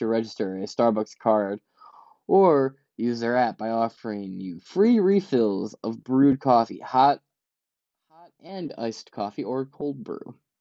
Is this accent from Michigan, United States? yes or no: yes; Ypsilanti, Michigan, United States; I'm from Ipsy